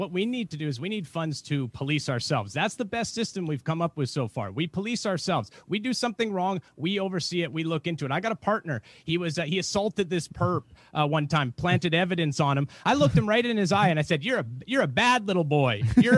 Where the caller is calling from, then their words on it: Portland, Oregon, United States; I'm calling from Oregon, Portland, Oregon. So I'm a police officer out here.